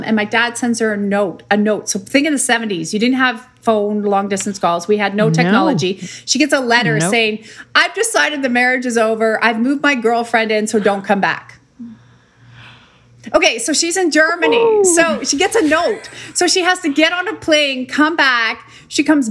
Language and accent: English; Saskatoon, Saskatchewan, Canada; where'd you grow up? Like some crazy country? And I'm like, no, that was in Saskatoon, Saskatchewan